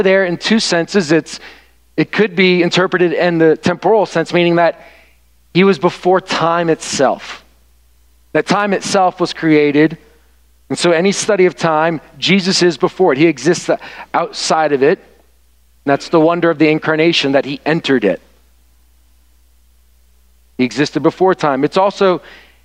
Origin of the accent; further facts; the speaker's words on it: the South, United States; now in Michigan, United States; where I was raised in the South